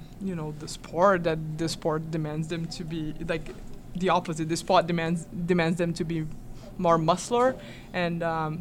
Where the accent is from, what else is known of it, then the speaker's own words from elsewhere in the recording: Brazil; now in United States; I'm also from Brazil.